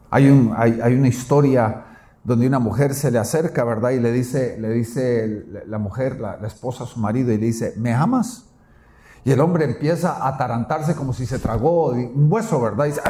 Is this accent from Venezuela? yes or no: no; Guatemala; mi tierra Guatemala